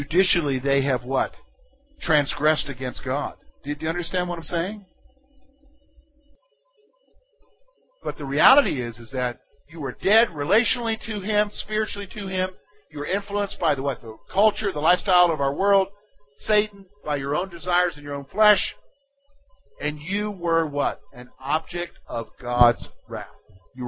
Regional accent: South Carolina, United States; moved away as an adult; also born or lived in Pennsylvania; I'm from the state of South Carolina

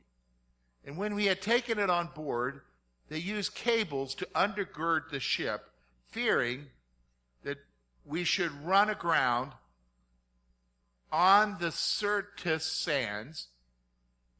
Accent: South Carolina, United States; I grew up in South Carolina

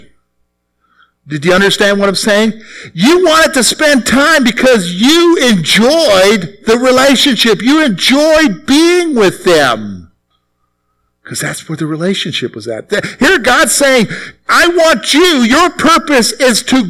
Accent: the Carolinas, United States; moved away as an adult; now in Pennsylvania, United States; I'm from the Carolinas, all right? So I'm not from around here. All right, I'm not a Pennsylvania guy. Even though I lived here 17 years

